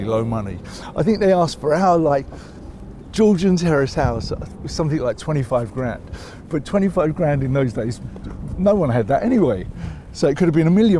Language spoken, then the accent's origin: English; London, United Kingdom; when I say I grew up in North London, I grew up in Islington